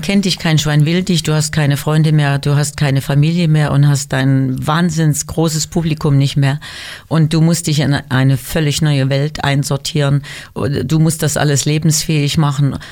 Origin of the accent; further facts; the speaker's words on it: Weimar, Thuringia, Germany; moved away as an adult; also born or lived in Düsseldorf; Meine Geburtsstadt Weimar ist einfach meine Heimat und ich bin sehr glücklich, dass ich da, nachdem ich zwölf Jahre in Düsseldorf war, wieder hingezogen bin